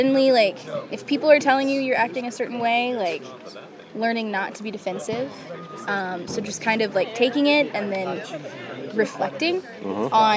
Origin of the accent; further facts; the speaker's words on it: Amarillo, Texas, United States; also born or lived in Austin, Texas; I'm from Amarillo, Texas